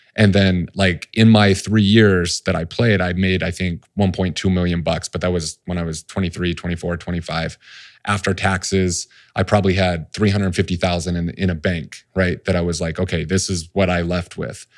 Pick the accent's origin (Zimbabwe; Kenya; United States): United States; Salt Lake City, Utah; I grew up in Salt Lake City